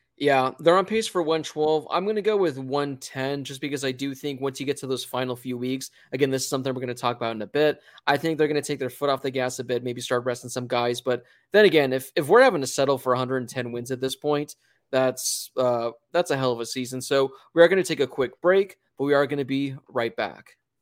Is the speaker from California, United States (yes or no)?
yes; Southern California, United States; also born or lived in Arizona; born and raised in Southern California